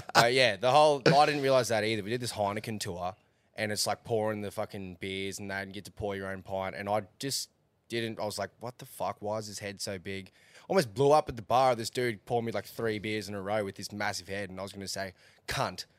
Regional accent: Australia

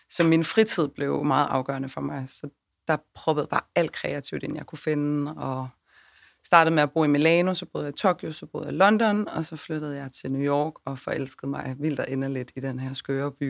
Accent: Svendborg, Southern Denmark, Denmark; Og så er jeg fra Syfyn. Jeg er fra Svendborg, ja, så jeg er Fynbo. Og min aner er fra Ærø.

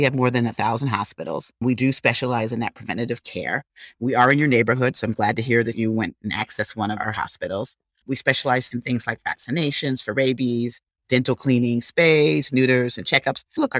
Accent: Wisconsin, United States; moved away as an adult; I'm from the Midwest. I'm a cheesehead from Wisconsin. Went to school on the East Coast. Went to graduate school at Wharton.

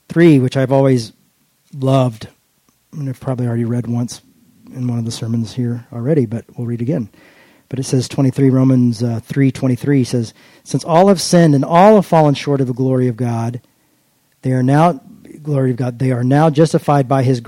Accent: United States; I'm an American

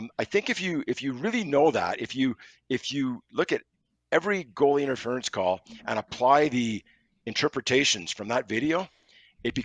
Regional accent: Montreal, Quebec, Canada; I grew up in Montreal, going to the Montreal Forum

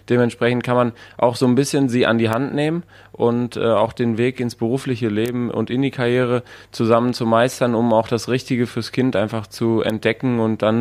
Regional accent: North Rhine-Westphalia, Germany; Und wir im Ruhrgebiet, wo ich aufgewachsen bin, haben ja natürlich auch viele Nationalitäten.

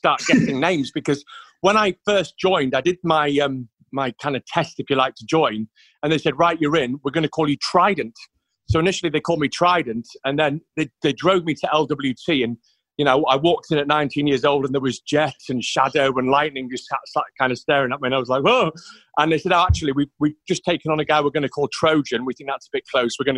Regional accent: York, Yorkshire and the Humber, United Kingdom; I'm from York originally.

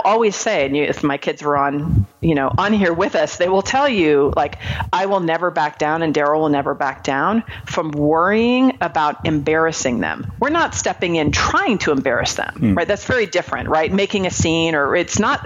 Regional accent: Marin County, California, United States; moved away; I grew up in Marin County, California

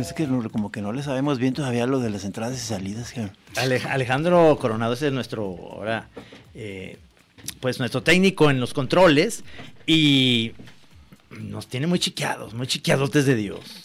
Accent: Guadalajara, Jalisco, Mexico; aquí en Guadalajara y yo soy tapatío

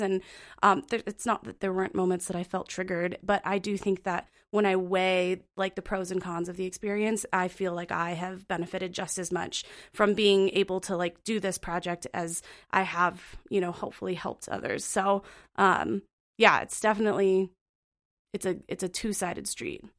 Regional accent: Phoenix, Arizona, United States; moved away as an adult; also born or lived in Montana; now in Bozeman, United States; I'm originally from Phoenix, Arizona, and it's very hot there, and I was born and raised there

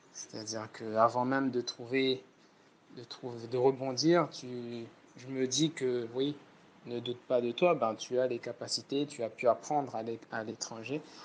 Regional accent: Réunion; par rapport à la Réunion, ici, on est réputé pour ça, pour le savoir vivre ensemble

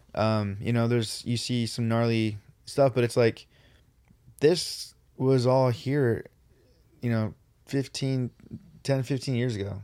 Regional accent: Riverside, California, United States; we're from Riverside

